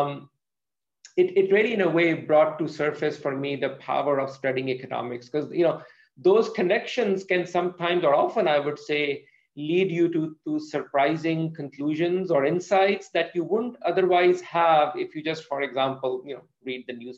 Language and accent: English; Pakistan; moved away as an adult; now in United States; I'm from Pakistan. I grew up in Pakistan, did my schooling there